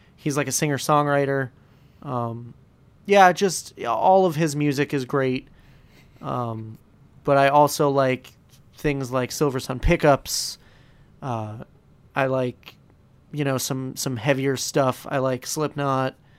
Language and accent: English; Scranton, Pennsylvania, United States; I'm from Scranton, so, like, having a show like the U S version of The Office take place literally, like, five minutes away from where I live